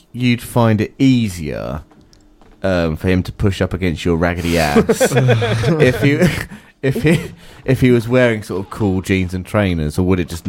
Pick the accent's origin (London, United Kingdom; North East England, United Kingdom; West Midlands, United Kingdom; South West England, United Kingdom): London, United Kingdom; accent: Cockney; I grew up in London